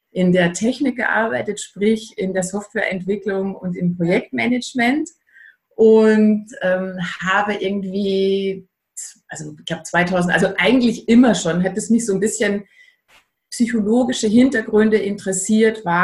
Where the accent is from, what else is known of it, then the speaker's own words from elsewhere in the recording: Austria; ich bin Österreicherin, wie man wahrscheinlich an dem rollenden R und dem breiten Ei raushören kann.